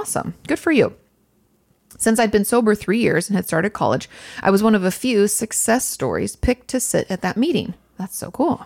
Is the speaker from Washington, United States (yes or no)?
yes; Washington, United States; I'm from Washington State